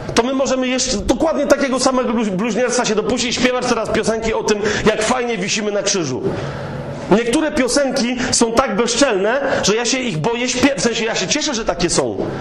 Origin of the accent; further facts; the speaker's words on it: Kraków, Lesser Poland, Poland; ja jestem z Krakowa